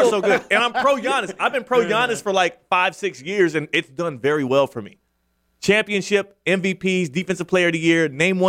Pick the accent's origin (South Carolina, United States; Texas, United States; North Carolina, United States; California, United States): Texas, United States; Houston; I'm from Texas, from Houston specifically